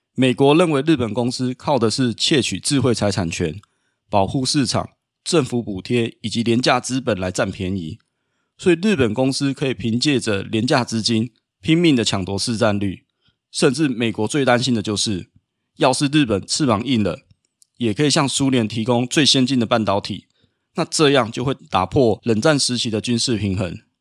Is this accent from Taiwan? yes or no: yes; Taiwan; 身为台湾人的我们